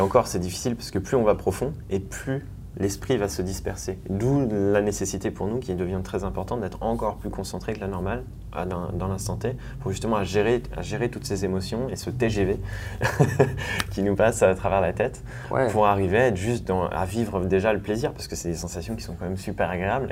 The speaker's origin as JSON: {"language": "French", "town": "Thonon-les-Bains", "region": "Auvergne-Rhône-Alpes", "country": "France", "tie": "born or raised there", "lives_now": "Annecy, France", "said": "je suis né à Tonon-les-Bains au bord du lac Léman"}